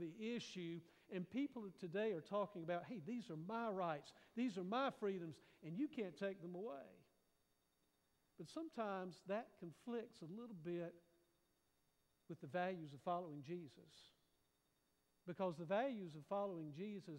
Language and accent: English; United States; sometimes I think we Americans have to be really careful